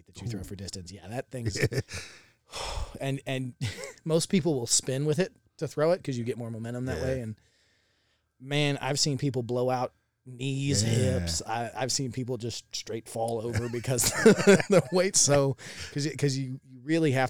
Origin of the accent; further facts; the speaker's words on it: Jacksonville, Florida, United States; I'm originally from Jacksonville, Florida